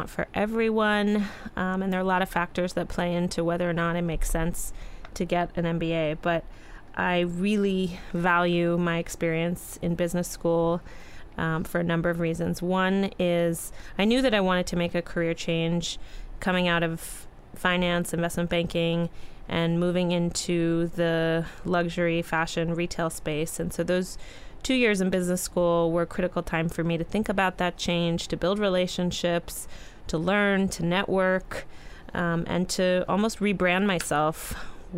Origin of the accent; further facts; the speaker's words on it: New York City, New York, United States; I was the little girl growing up in New York City